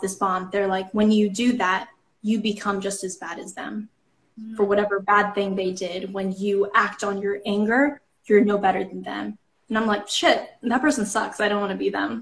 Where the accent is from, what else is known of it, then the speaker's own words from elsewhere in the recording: Kansas, United States; I grew up in Kansas